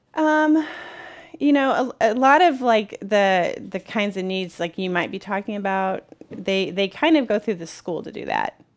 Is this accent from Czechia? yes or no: no; Peoria, Illinois, United States; I grew up in the Peoria Public Schools and just fell in love with it